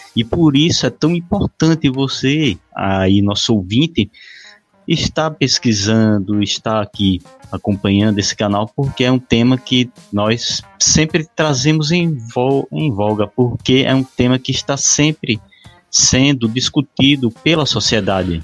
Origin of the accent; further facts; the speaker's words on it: Pernambuco, Brazil; eu sou de Pernambuco, mas vizinho aqui à Bahia